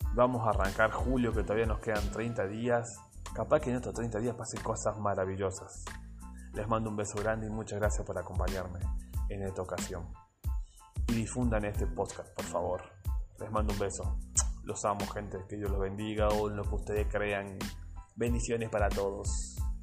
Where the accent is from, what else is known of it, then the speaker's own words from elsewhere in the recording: Argentina; Soy argentino